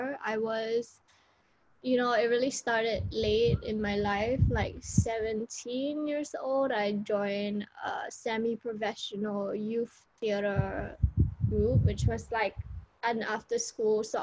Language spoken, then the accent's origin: English; Singapore; first language English; moved away as an adult; also born or lived in Spain; I am from Singapore